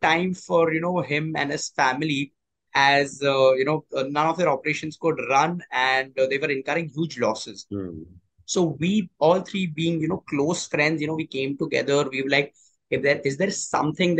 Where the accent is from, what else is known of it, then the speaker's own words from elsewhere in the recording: Mumbai, Maharashtra, India; I've studied and born and brought up in Bombay itself